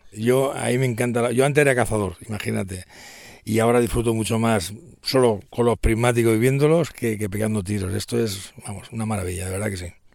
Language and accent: Spanish; Barcelona, Catalonia, Spain; no estoy no soy de aquí, soy de Barcelona